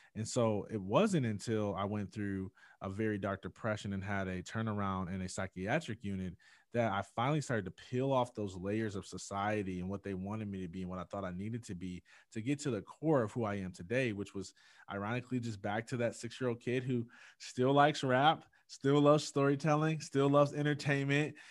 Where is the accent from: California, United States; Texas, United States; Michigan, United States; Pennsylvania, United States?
Michigan, United States; Jackson; growing up in Jackson, Michigan